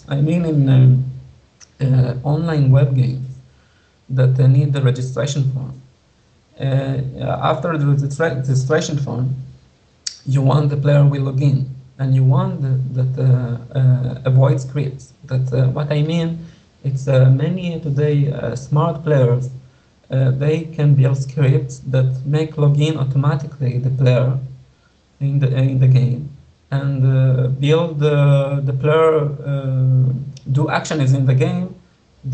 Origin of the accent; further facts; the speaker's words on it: Israel; I implement the game in 2 languages, in English and in Hebrew, because I'm from Israel